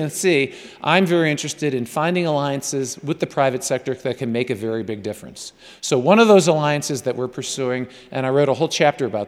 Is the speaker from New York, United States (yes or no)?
yes; New York, United States; I'm a New Yorker